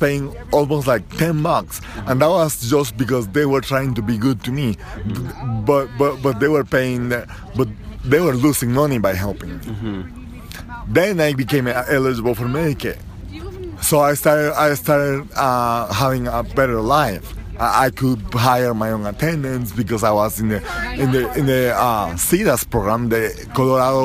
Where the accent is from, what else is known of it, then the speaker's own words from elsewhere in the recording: Guatemala; now in United States; I'm an immigrant. I came from Central America, and I acquired my green card